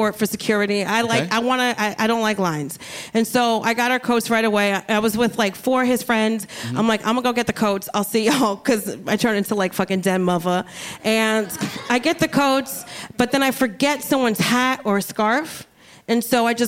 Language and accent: English; New Jersey, United States; also born or lived in Brooklyn, New York; Between Caribbean family in Brooklyn and then growing up in Central Jersey